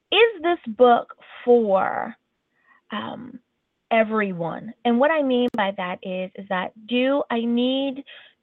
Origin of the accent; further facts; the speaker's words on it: East Coast, United States; moved away as an adult; now in West Coast, United States; I am born and raised on the East Coast